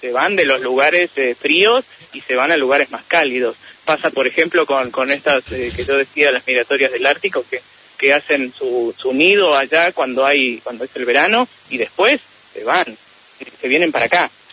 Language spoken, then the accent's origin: Spanish; Neuquén, Argentina; yo soy de Neuquén